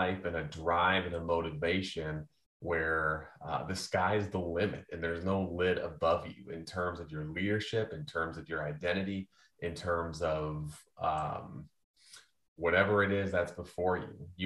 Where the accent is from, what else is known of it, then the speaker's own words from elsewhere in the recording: United States; I grew up on the Mississippi River